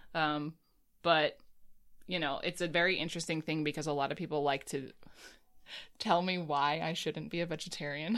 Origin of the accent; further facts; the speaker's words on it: United States; I'm an American